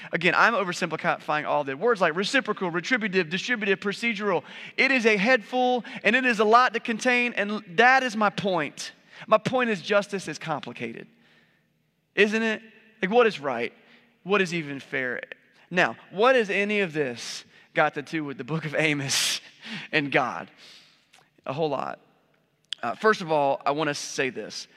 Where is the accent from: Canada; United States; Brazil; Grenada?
United States; we're capitalists and we're American